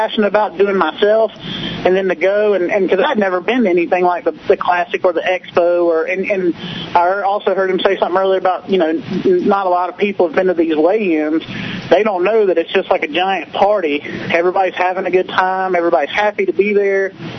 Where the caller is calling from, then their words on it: Georgia, United States; Man, this is … from Georgia, man.